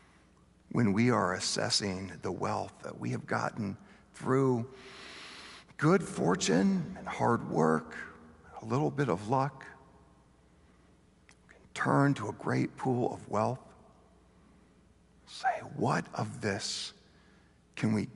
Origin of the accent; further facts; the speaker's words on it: Bentonville, Arkansas, United States; I grew up in Bentonville, Arkansas, the home of Walmart